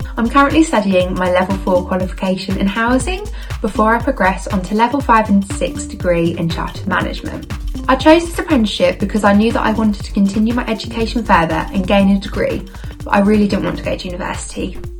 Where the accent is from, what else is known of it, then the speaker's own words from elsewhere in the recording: Norwich, East of England, United Kingdom; I'm 19 years old and I'm from Norwich.